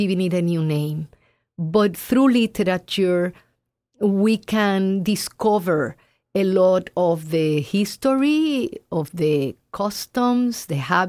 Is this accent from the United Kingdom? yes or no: no; Puerto Rico; Puerto Rico, my home country.